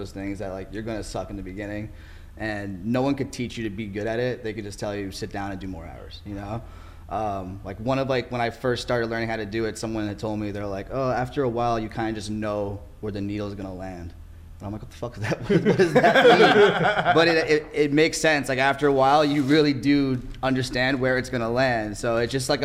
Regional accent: New York, United States; moved away as an adult; now in Orange County, United States; I'm originally from New York. I moved out here about

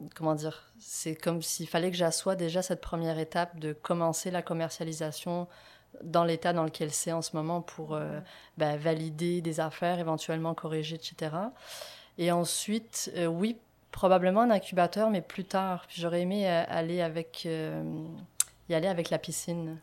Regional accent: France; moved away as an adult; now in Quebec, Canada; je suis française

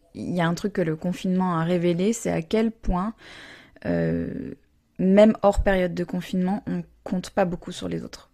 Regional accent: United States; moved away; j'ai grandi aux États-Unis

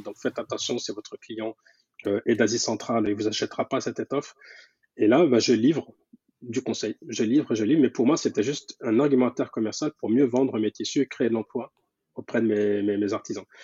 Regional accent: France; je suis donc né en France et grandi en France, mais avec de très très fortes attaches

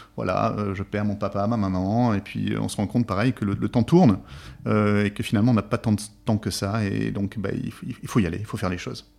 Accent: Bergerac, Nouvelle-Aquitaine, France; je suis originaire de, donc de Bergerac

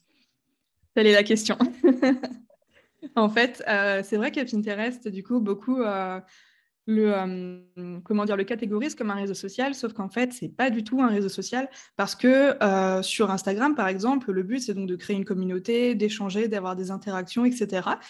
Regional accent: Strasbourg, Grand Est, France; je viens de Strasbourg. Voilà, je suis une vraie Alsacienne

